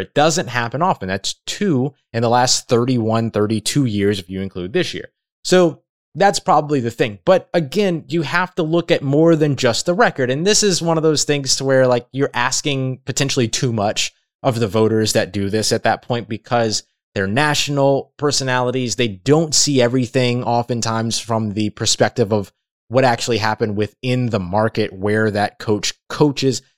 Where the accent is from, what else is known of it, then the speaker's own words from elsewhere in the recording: Louisiana, United States; I have Louisiana ties and I'm from Louisiana